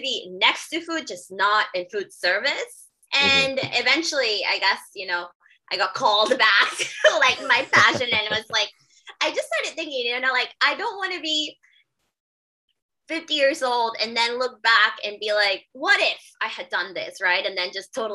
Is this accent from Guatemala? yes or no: yes; Guatemala; moved away as an adult; now in Philadelphia, United States; I'm originally from Guatemala